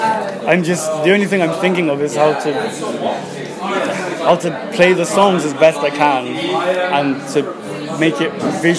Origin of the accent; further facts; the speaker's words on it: Swansea, Wales, United Kingdom; I'm from Swansea.